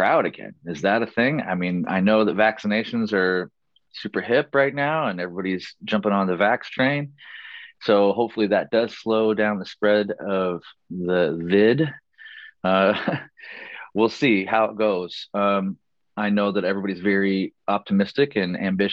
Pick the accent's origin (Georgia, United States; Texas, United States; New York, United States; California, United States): California, United States; Chico; moved away as an adult; also born or lived in Los Angeles / San Francisco; I ended up moving back to my hometown of Chico, hometown area, Chico, Corning, Redding, Red Bluff, Orland, Oroville, all Northern California. It's all my hometown, basically